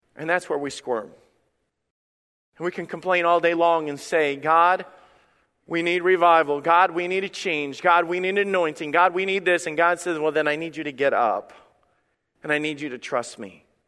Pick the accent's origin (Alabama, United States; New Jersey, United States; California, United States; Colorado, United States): Alabama, United States; when I was a kid, I grew up in Alabama